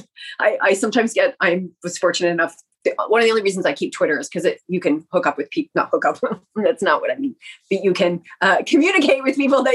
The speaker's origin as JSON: {"language": "English", "country": "Canada", "said": "made a conscious choice to stay in Canada"}